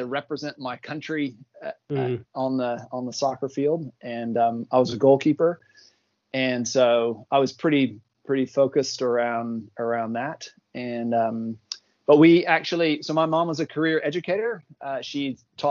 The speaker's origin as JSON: {"language": "English", "town": "Athens", "region": "Georgia", "country": "United States", "tie": "born or raised there", "also_born_or_lived": "Texas / Fort Lauderdale, Florida", "moved": "as an adult", "lives_now": "Palmerston North, New Zealand", "said": "I grew up in Athens, Georgia. Born in Texas."}